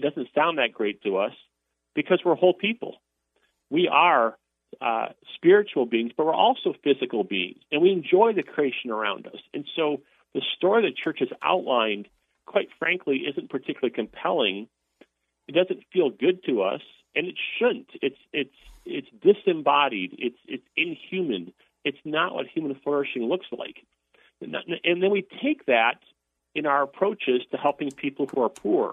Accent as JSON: {"language": "English", "region": "Wisconsin", "country": "United States", "said": "I'm from Wisconsin."}